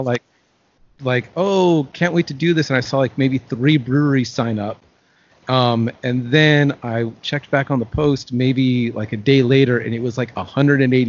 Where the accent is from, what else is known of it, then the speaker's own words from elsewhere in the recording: Long Beach, California, United States; I grew up in the Long Beach area